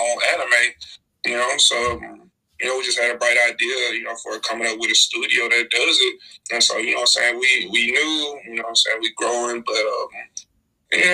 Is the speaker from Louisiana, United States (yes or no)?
yes; Natchitoches, Louisiana, United States; now in Houston, United States; I'm from a small town in Louisiana called Natchitoches